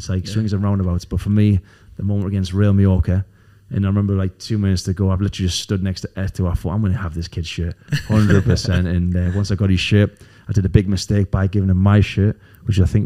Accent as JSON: {"language": "English", "town": "Newcastle upon Tyne", "region": "North East England", "country": "United Kingdom", "tie": "born or raised there"}